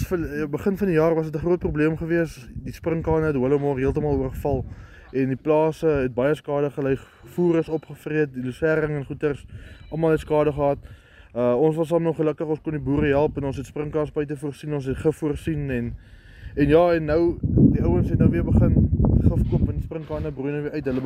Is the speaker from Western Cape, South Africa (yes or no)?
yes; Oudtshoorn, Western Cape, South Africa; Ek is oorspronklik van Oudtshoorn en ek bly nou vir die afgelope 3 jaar op Hollowmore